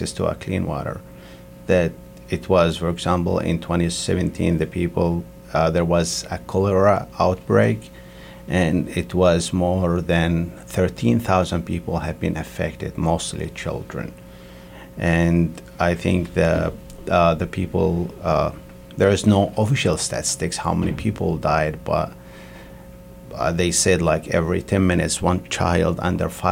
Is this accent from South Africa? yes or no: no; Yemen; moved away as an adult; now in United States; I came from Yemen